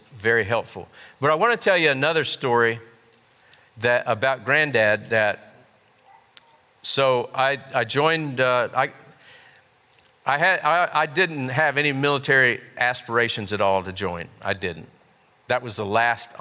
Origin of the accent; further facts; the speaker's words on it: Ohio, United States; I grew up in Ohio